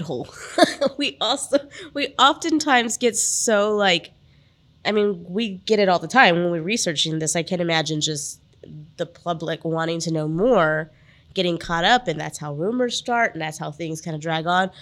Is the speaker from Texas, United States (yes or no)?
yes; San Antonio, Texas, United States; I grew up in the San Antonio area